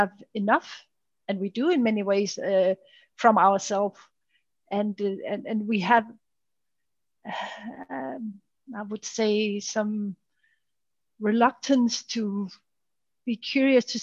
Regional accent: Denmark; the background I'm from and from the country I'm from and from the Danish mentality

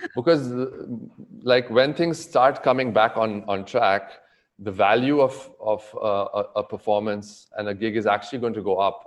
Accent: Goa, India; also born or lived in New York / Bombay; now in Mumbai, India; growing up in Goa

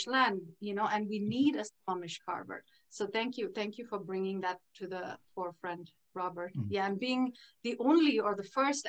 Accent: India; moved away; I come from India, was raised in India

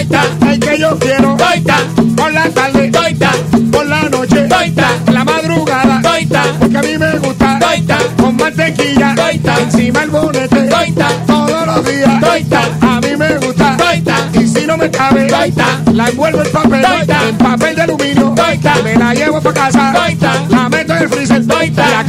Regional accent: Humacao, Puerto Rico; now in Florida, United States; Yo soy de Humacao, vivo en Florida, pero ando por

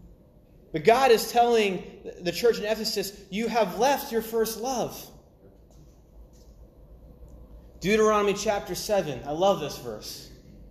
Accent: Maine, United States; I'm from the northeast coast. I'm from Maine.

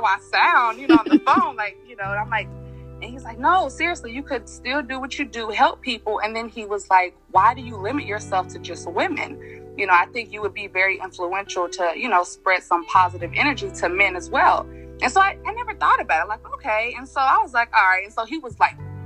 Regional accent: Cincinnati, Ohio, United States; moved away as an adult; now in Atlanta, United States; I was born and raised in Cincinnati, Ohio

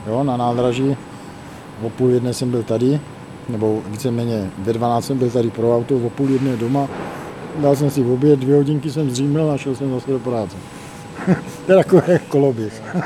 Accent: Brno, South Moravian Region, Czechia; moved away as an adult; now in Lipůvka, Czechia; Já teda jsem Brňák, ale už dobré 15 let bydlím mimo Brno, já zbývám v Lipovce

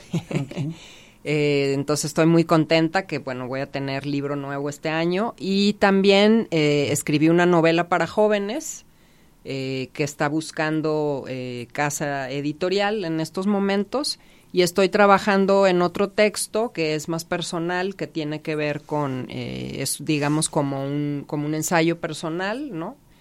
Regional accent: Mazatlán, Sinaloa, Mexico; ubicado en Mazatlán, que es de donde, de donde yo soy

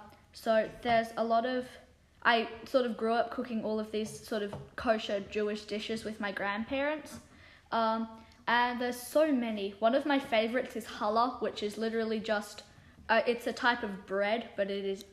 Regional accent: Sydney, New South Wales, Australia; I was born in Sydney, and it can be so weird. So my whole family is Jewish

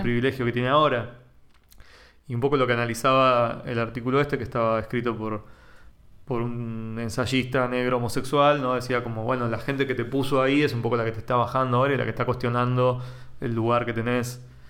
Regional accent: Temperley, Buenos Aires Province, Argentina; yo soy de Temperley

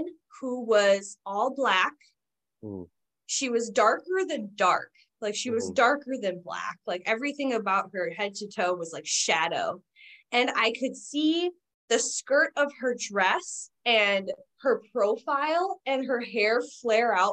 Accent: Southeast Wisconsin, United States; I grew up in Southeast Wisconsin in an older neighborhood

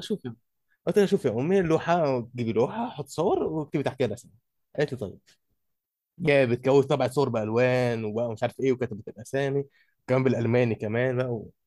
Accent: Egypt; عندنا في مصر احنا

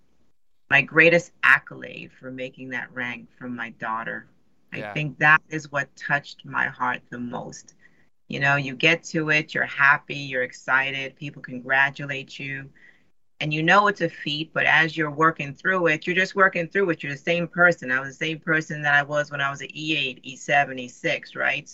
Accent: New York City, New York, United States; moved away; I grew up in New York City

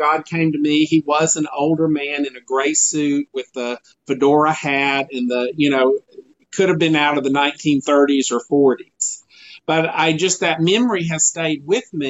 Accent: rural Georgia, United States; also born or lived in Tucson, Arizona; I grew up here in Georgia, in rural Georgia, actually

